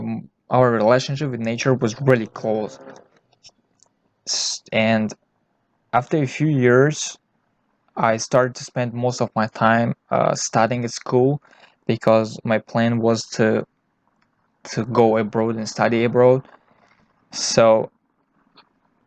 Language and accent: English; Tajikistan; I was born in Tajikistan.